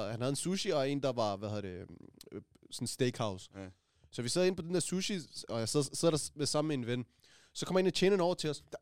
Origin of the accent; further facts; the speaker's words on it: Afghanistan; jeg er afghaner til afghaner.